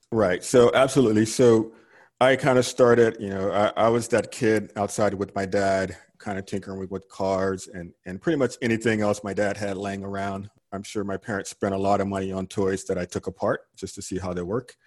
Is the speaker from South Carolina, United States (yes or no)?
no; Georgia, United States; moved away as an adult; also born or lived in California; now in Houston, United States; I grew up in Georgia and I retired from California and I ended up in Houston, Texas